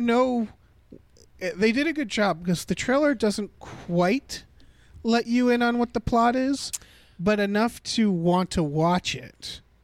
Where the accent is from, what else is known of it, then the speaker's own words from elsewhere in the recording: United States; I was born in America